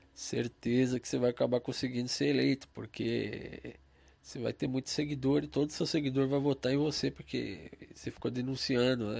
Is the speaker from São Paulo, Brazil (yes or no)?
yes; São Paulo, Brazil; Eu sou de São Paulo